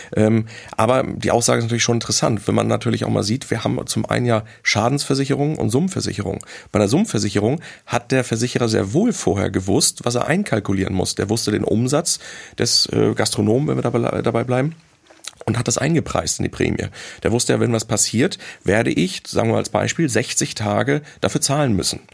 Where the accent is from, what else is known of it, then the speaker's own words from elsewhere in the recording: Hamburg, Germany; als Hamburger